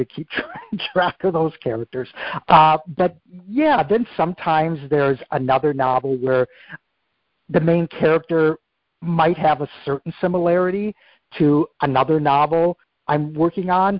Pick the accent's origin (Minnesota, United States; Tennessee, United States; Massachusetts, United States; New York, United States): Minnesota, United States; my life growing up in Minnesota